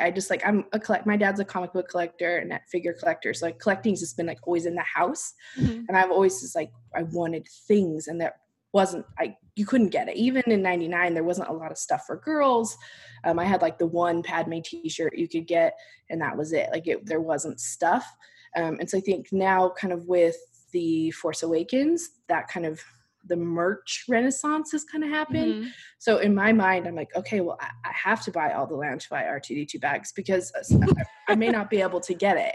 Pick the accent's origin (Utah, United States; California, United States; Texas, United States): Utah, United States; Salt Lake City; moved away; also born or lived in New York City; I'm from Salt Lake City